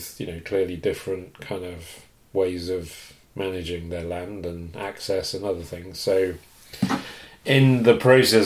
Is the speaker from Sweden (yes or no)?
no; England, United Kingdom; now in Canada; I'm obviously from England, was born.